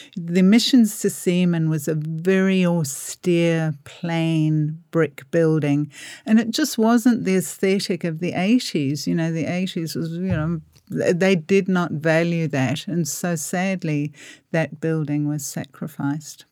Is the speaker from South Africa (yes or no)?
yes; South Africa; moved away as an adult; also born or lived in Port Melbourne, Australia; now in Melbourne, Australia; I'm originally from South Africa